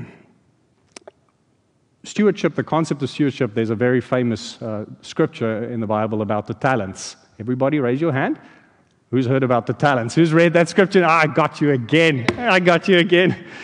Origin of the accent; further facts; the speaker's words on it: South Africa; now in Landenberg, United States; in South Africa, growing up there